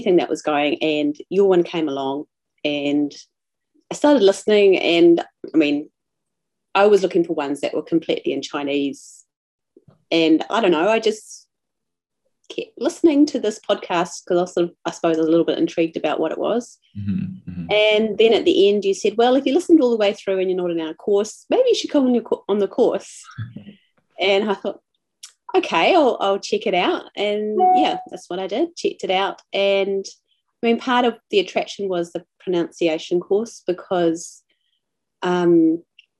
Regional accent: New Zealand; I'm a New Zealander, living in the South Island, in a very small little town

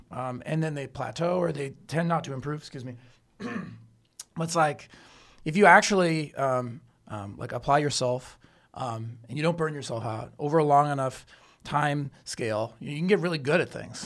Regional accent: Canada; also born or lived in New York City; now in Chengdu, China; I'm from Canada

